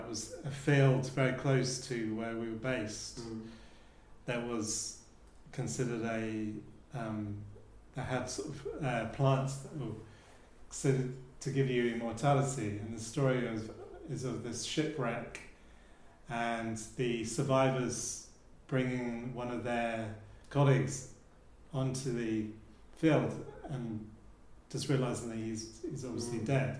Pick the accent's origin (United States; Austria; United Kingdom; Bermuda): United Kingdom; Charmouth, South West England; growing up in Charmouth, which is the coast